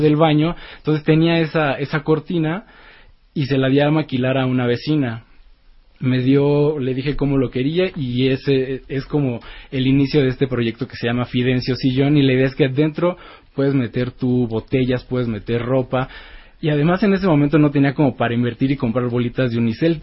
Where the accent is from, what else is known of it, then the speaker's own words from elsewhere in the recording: Mexico; la primera vez que salí de México